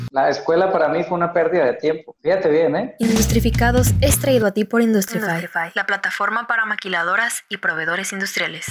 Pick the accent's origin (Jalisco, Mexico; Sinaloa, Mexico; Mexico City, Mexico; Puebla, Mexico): Sinaloa, Mexico; Los Mochis; moved away as an adult; also born or lived in Juan José Ríos, Sinaloa / Ciudad Juárez, Chihuahua; now in Tijuana, Mexico; Yo nací en Los Mochis, viví en Juan José Ríos toda la vida